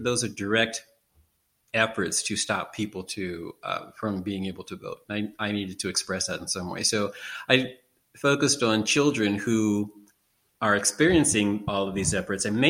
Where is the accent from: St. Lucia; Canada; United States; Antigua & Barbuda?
United States; Washington, District of Columbia; now in Baltimore, United States; I'm originally from Washington, D.C., which is 45 miles south of here